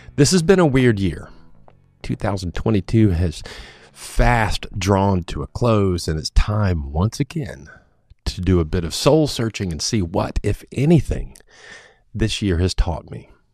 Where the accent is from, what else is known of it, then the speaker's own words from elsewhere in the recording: United States; My hometown is not the kind of place one might expect to find a yoga studio